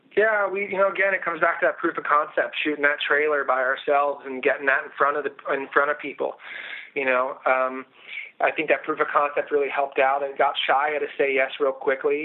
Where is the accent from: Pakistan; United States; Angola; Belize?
United States; Outer Banks of North Carolina; I grew up in Outer Banks of North Carolina.